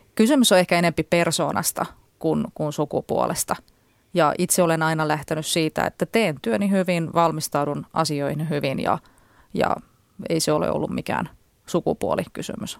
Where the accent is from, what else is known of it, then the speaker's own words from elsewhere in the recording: near Jyväskylä, Central Finland, Finland; moved away; mä oon kotoisin Keski-Suomesta ja ö, käyn siellä edelleen usein